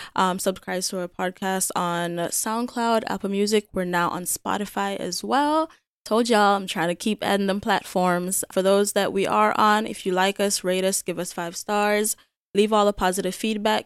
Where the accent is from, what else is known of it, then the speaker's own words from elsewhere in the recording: Jamaica; moved away; I was born and raised in Jamaica.